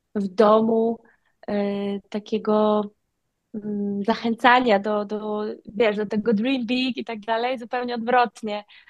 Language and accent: Polish; Wolin island, West Pomeranian Voivodeship, Poland; moved away as an adult; also born or lived in Malta; now in Bali, Indonesia; na wyspie Woli. tam się urodziłam, tam się wychowałam